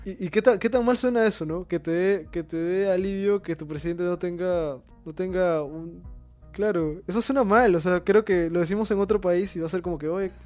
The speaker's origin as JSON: {"language": "Spanish", "country": "Peru", "said": "todos como peruanos"}